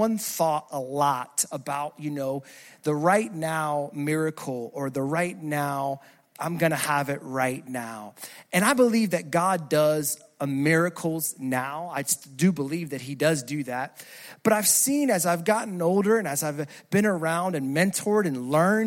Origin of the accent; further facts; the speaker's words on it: New Jersey, United States; moved away; I'm originally from Jersey.